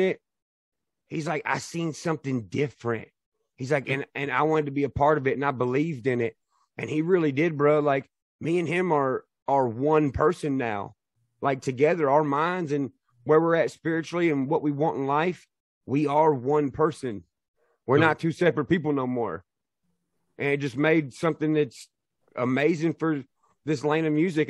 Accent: Nashville, Tennessee, United States; I'm from Nashville

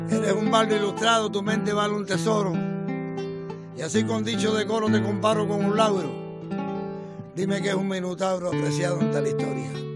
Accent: Colón, Matanzas, Cuba; moved away; ahí en, en Colón, en mi pueblo, en Matanza.

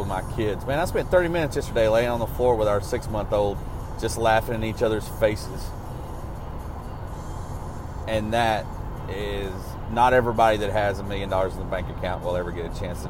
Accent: Arkansas, United States; also born or lived in Jackson, Mississippi; growing up in Arkansas

